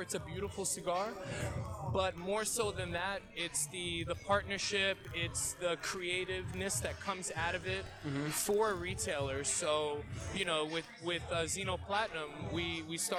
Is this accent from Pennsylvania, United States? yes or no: no; New York, United States; we're born and bred in New York